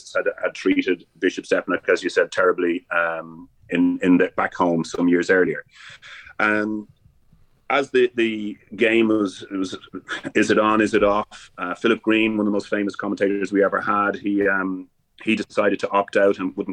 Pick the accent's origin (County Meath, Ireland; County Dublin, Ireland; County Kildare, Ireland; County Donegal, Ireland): County Dublin, Ireland; Dublin; our little community where we grew up in Perrystown